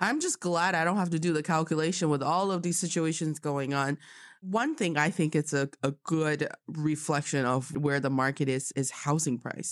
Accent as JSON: {"language": "English", "town": "Changchun", "region": "Jilin", "country": "China", "said": "I am from Changchun"}